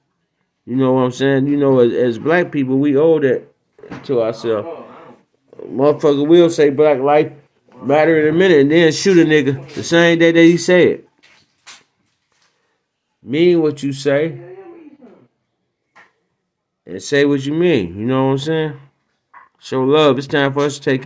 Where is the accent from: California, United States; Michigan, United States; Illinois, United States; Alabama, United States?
Michigan, United States; Detroit; my hometown, Detroit